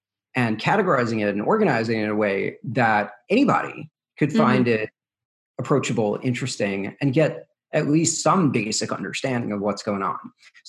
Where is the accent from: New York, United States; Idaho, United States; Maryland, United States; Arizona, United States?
New York, United States; also born or lived in Brooklyn; So born and raised in New York proper. So born in Brooklyn, but if you notice, I don't really sound like that. I sound more like a Midwestern weatherman. And that's because I grew up in the suburbs, a place called Rockland County.